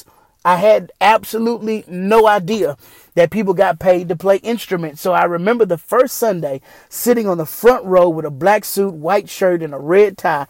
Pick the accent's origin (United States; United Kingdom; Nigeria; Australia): United States; Houston, Texas; also born or lived in Killeen, Texas; When I was in the fifth grade, my family and I moved from Killeen, Texas to Houston, Texas.